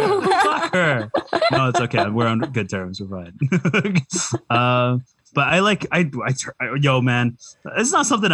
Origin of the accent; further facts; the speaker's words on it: Vancouver, British Columbia, Canada; I'm born and raised in Vancouver, some people are surprised because, like, I can speak in Cantonese fairly well.